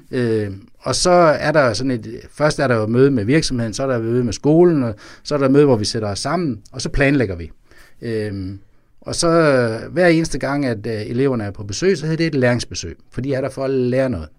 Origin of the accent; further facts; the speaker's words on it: Vejle, Southern Denmark, Denmark; Vejle, hvor jeg kommer fra